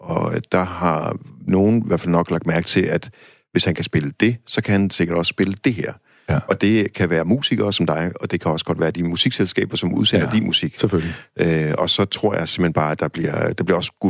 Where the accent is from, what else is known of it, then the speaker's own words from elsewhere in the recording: Denmark; som dansker